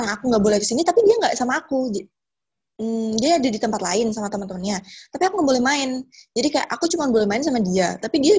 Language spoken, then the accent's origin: Indonesian; Purworejo, Central Java, Indonesia; also born or lived in Bekasi; now in Yogyakarta, Indonesia; Sebenarnya aku asli Purworejo, tapi aku emang tinggal lama banget di Bekasi dan baru pulang lagi ke Purworejo ini sekitar September. Terus sekarang aku lagi menetap di Jogja karena ada pekerjaan di sini.